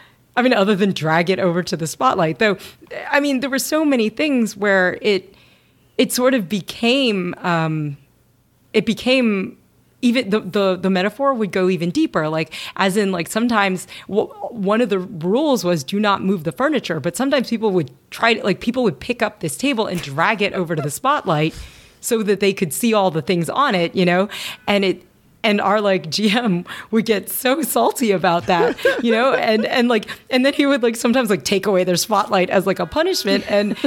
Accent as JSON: {"language": "English", "region": "Kentucky", "country": "United States", "tie": "born or raised there", "said": "I mean, I grew up in Kentucky, right?"}